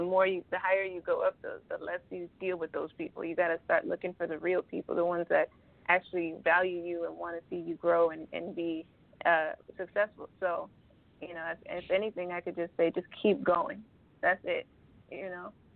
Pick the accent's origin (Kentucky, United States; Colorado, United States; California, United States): California, United States; Los Angeles; i'm an artist from